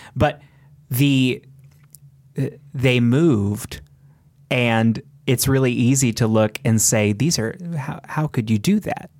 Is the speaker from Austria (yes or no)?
no; Spring Hill, Kansas, United States; I grew up in Spring Hill, Kansas